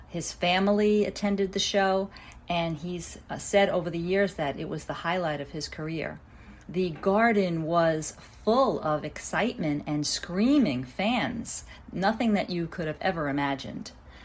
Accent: New York City, New York, United States; I'm from Brooklyn, New York in the U.S.

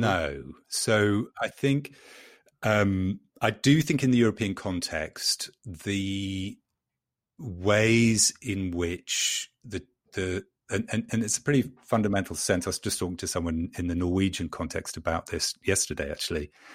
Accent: London, United Kingdom; moved away as an adult; now in North Carolina, United States; I'm a Londoner born and bred

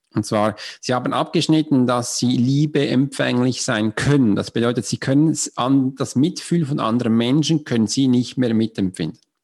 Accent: Switzerland; accent: Swiss; German is a second language; Du kannst mir schon anhören, ich bin Schweizer, mich ist Hochdeutsch eine Fremdsprache

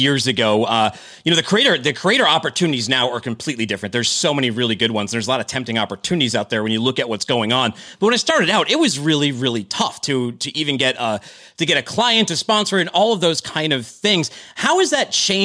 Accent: Boston, Massachusetts, United States; also born or lived in Needham, Massachusetts; I'm from Dorchester

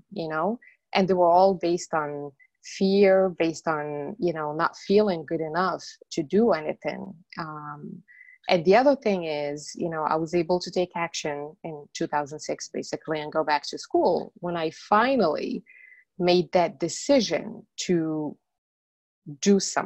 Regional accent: Morocco; English is a second language; moved away as an adult; now in United States; I was born and raised in Morocco. And after I moved from Morocco to the States, that was in 1998

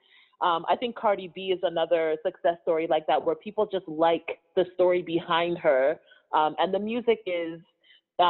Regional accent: Toronto, Ontario, Canada; also born or lived in London, Ontario; Born and raised in Toronto. I lived in London, Ontario for about, I want to say 6 or 7 years

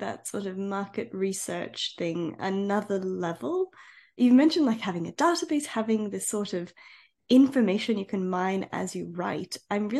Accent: Australia; now in Europe; I'm an Aussie in Europe.

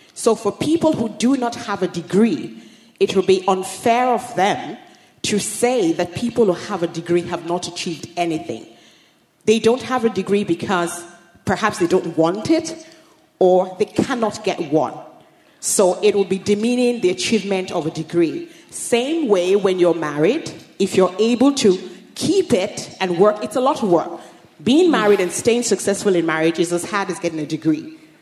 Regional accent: Nigeria; moved away; growing up in Nigeria as well, which I did before coming here

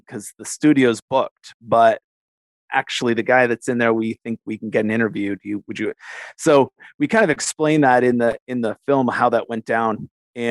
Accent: Canada; also born or lived in Western New York, United States; I'm a Canadian, but worked in the U.S.

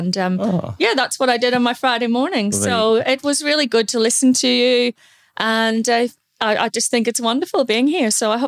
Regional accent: Ireland; I did train in Queens in Belfast. I'm from Ireland. I'm one of two children.

